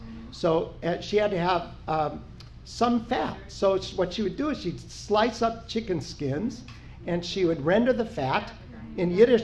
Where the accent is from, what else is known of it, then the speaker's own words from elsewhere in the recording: Omaha, Nebraska, United States; Susie and I, my wife, saw this in Omaha, Nebraska, our hometown